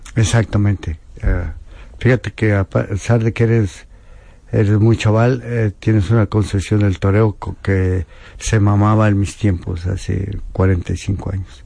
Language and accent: Spanish; Mexico